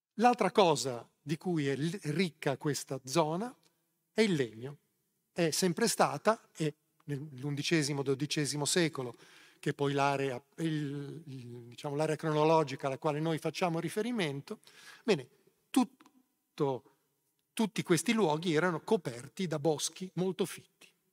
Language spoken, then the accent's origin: Italian; Genoa, Liguria, Italy; Sono genovese.